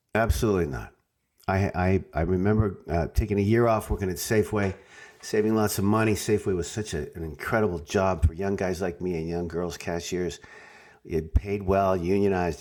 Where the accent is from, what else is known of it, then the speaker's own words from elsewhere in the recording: Saskatoon, Saskatchewan, Canada; moved away as an adult; also born or lived in Toronto; now in Los Angeles, United States; it's my hometown